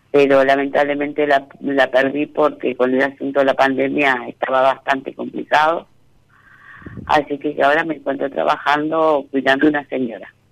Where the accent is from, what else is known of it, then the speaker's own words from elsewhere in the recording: Buenos Aires, Argentina; now in Concordia, Argentina; Eh, soy de Buenos Aires, pero hace 15 años que vivo acá en Entre Ríos, en Concordia.